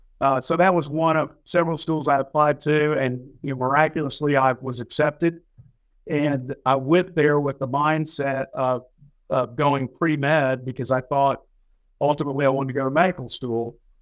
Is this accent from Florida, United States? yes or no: no; Fort Worth, Texas, United States; Right. Well, Fort Worth's my hometown. I'm a native Fort Worthian. I was born in at that time was Harris Hospital. It's now Texas Health Resources. Grew up here.